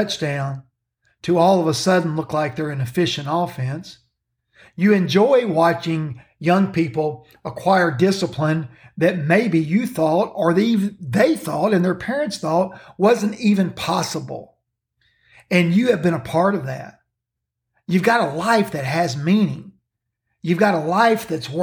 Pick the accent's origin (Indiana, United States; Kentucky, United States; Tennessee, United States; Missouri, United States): Kentucky, United States; The state of Kentucky, my home state